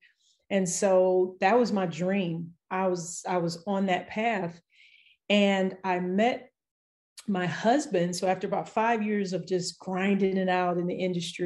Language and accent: English; Los Angeles, California, United States; I grew up in Los Angeles.